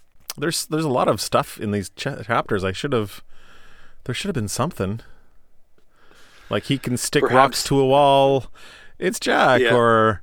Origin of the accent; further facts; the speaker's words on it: Canada; We are Canadian, so honor has a U.